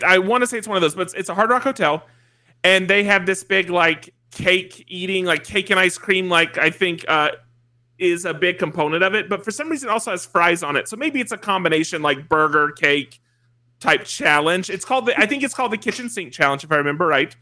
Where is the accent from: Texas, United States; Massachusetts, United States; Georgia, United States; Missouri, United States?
Georgia, United States; just south of Atlanta; I am from Georgia, just south of Atlanta